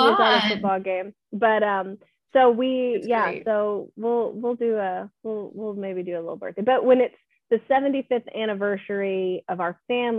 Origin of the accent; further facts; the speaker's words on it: Kentucky, United States; I'm from Kentucky.